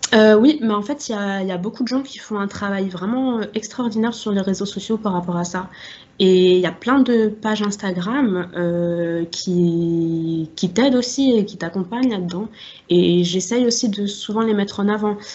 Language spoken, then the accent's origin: French; Strasbourg, Grand Est, France; j'ai grandi à Strasbourg. Là-bas, j'y suis encore